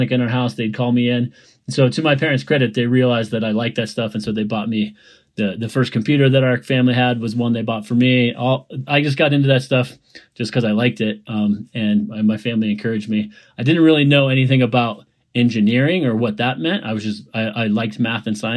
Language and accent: English; Colorado, United States; I grew up in Colorado, went to school in Boulder